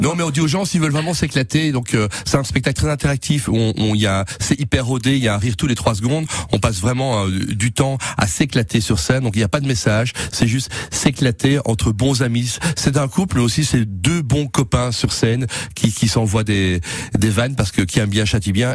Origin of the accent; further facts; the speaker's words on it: Belgium; je suis belge, chez nous c'est en bois